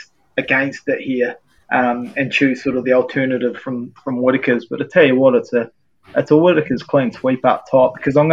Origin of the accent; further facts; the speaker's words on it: New Zealand; just an absolute staple of growing up as a Kiwi.